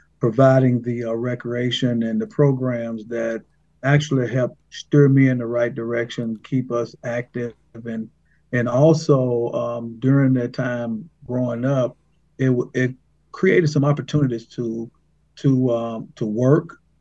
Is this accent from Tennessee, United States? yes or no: yes; Brownsville, Tennessee, United States; I'm actually in Haywood County. I am born and raised in the same county that I now live and work in.